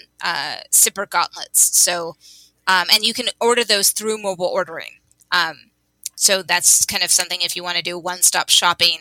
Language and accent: English; California, United States; As a Californian